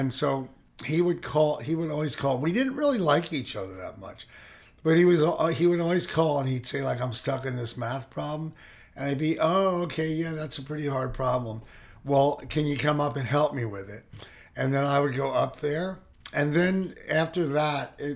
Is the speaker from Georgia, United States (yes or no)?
no; Philadelphia, Pennsylvania, United States; now in San Francisco, United States; I grew up in Philly, and it was right outside of Philly